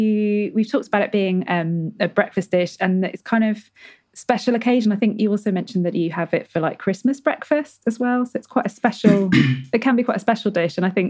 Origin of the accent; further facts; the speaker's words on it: Nottingham, East Midlands, United Kingdom; The thing is, I sometimes get in trouble because I'm from Nottingham, and then occasionally I pronounce stuff like, because my husband's from London, and I think I sort of change my voice depending on who I speak to.